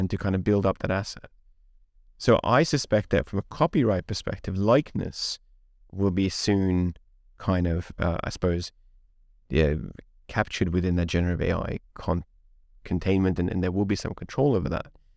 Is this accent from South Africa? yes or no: no; Budapest, Hungary; English is a second language; moved away; I grew up in Hungary, in Eastern Europe. So we listened to … running around Budapest when I was eight years old.